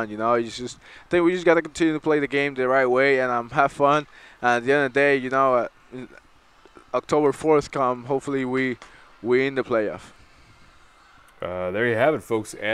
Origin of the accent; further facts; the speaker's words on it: Brooklyn, New York, United States; from Brooklyn, New York.